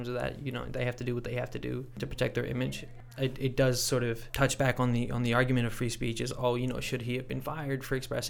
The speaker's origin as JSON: {"language": "English", "town": "Mississauga", "region": "Ontario", "country": "Canada", "tie": "born or raised there", "also_born_or_lived": "Pakistan", "said": "Don Cherry and I consider the same place our hometown"}